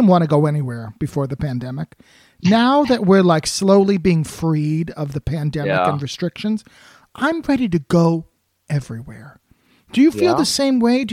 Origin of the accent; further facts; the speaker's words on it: New Jersey, United States; now in California, United States; growing up in New Jersey